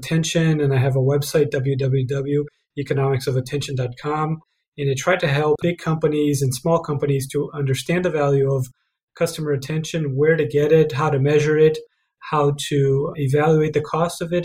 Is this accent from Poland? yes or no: no; Brazil; moved away as an adult; also born or lived in Ann Arbor, Michigan, United States; now in United States; I'm originally from Brazil. I came to the US in 2004 to do a PhD